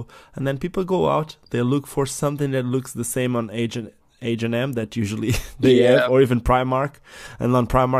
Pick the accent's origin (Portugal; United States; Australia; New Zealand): Portugal; I'm from Portugal. It's a small village in Portugal.